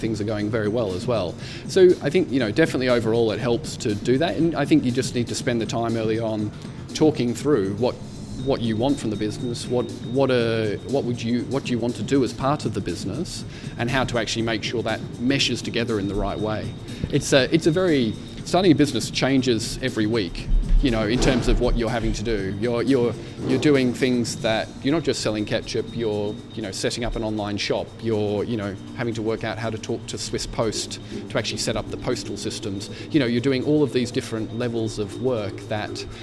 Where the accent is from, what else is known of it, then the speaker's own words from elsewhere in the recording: Albury, New South Wales, Australia; now in Switzerland; my parents in Albury, my brothers in Melbourne, you know, all of the family back home